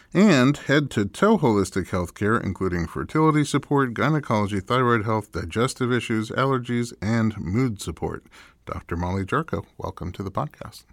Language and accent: English; New York, United States; moved away; also born or lived in Nebraska; I grew up in New York